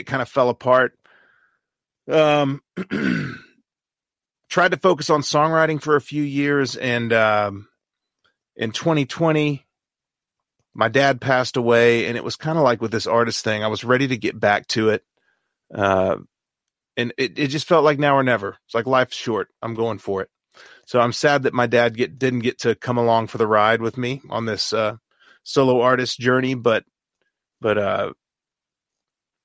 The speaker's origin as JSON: {"language": "English", "town": "Dallas", "region": "Texas", "country": "United States", "tie": "born or raised there", "moved": "as an adult", "lives_now": "Nashville, United States", "said": "I grew up in Dallas, Texas"}